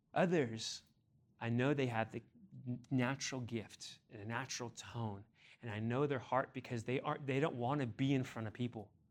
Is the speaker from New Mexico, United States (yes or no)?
no; Ontario, California, United States; moved away; also born or lived in Chino, California; I grew up in Ontario before we moved to Chino